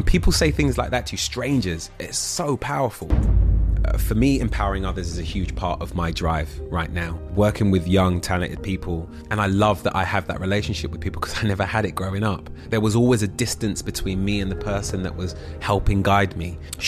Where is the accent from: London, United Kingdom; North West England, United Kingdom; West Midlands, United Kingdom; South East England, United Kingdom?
London, United Kingdom; I was born on Tottenham Court Road. So London. And I was raised in Holloway. I moved to Southeast London when I was 14, and at 18 I moved out, and I've been a Londoner ever since.